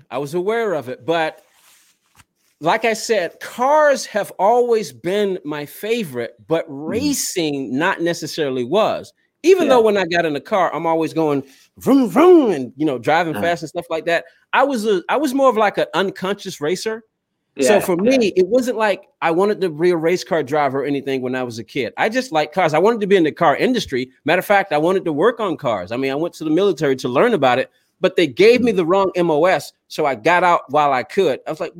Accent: Southern United States, United States; I used to only just pay attention to NHRA and NASCAR because I grew up in the South. It's what I knew.

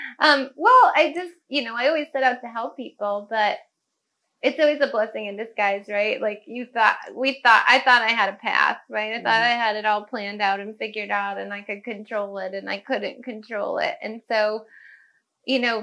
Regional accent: Cayuga Lake, upstate New York, United States; where I grew up on Cayuga Lake in upstate New York

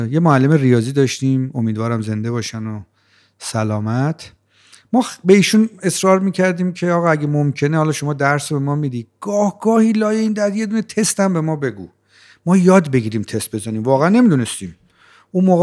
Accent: Rey, Tehran Province, Iran; born or raised there

